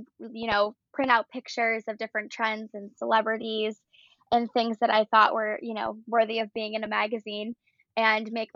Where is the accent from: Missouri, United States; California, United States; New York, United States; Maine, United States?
New York, United States; Buffalo; I grew up in Buffalo, New York